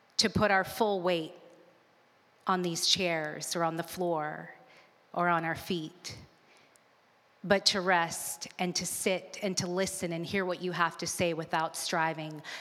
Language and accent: English; Alabama, United States; I grew up in Alabama